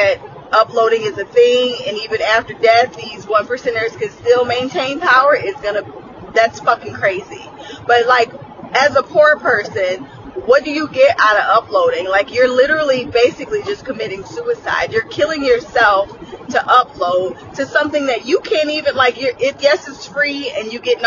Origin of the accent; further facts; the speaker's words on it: United States; I am American